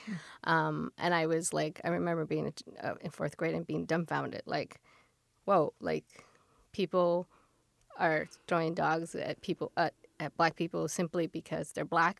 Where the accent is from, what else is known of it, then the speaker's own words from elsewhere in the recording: Pacoima, California, United States; now in Orange County, United States; I grew up uh, 30 minutes north of LA uh, in the San Fernando Valley, a city called Pacoima